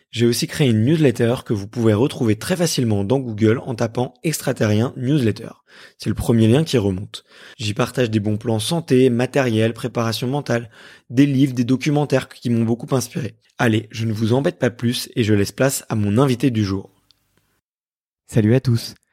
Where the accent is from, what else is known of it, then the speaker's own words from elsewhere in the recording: Paris, Île-de-France, France; je suis né à Paris